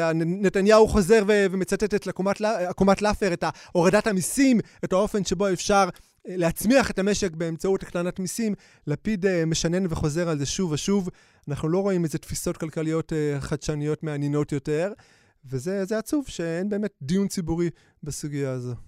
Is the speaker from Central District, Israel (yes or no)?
no; Bnei Brak, Tel Aviv District, Israel; גדלתי בבני ברק, עמוק עמוק בתוך uh, הקסבה של בני ברק